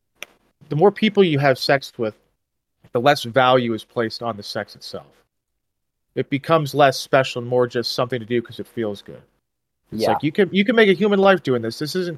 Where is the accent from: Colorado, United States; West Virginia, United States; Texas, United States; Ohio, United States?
Colorado, United States; I was like a little, like, pretty left growing up in Colorado.